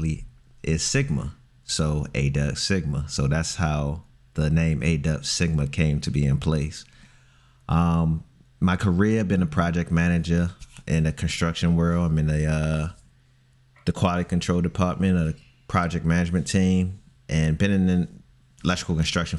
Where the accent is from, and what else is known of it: Baltimore, Maryland, United States